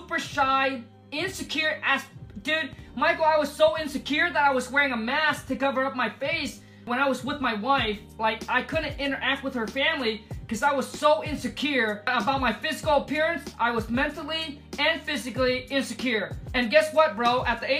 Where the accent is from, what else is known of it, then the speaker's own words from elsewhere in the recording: Vietnam; English is a second language; moved away; I was born in Vietnam, grew up in a mud hut.